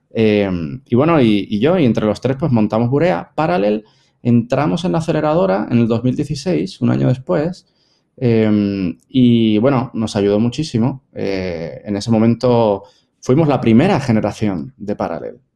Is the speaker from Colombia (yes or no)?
no; Spain; now in Puerto Rico; Yo soy español, pero mm, en Puerto Rico llevo 20 años viviendo en Puerto Rico.